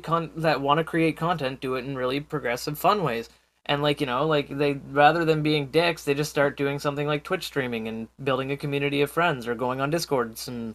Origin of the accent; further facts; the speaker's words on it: Canada; I'm Canadian